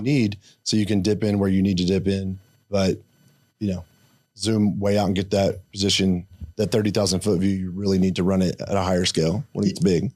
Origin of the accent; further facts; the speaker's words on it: Blanchard, Oklahoma, United States; I grew up in s, really small town called Blanchard, Oklahoma